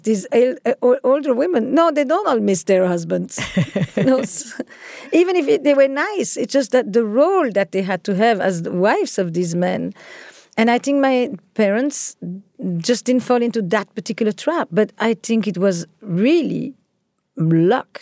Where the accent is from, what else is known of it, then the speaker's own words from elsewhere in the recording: Antwerp, Flanders, Belgium; I grew up in Antwerp, in Belgium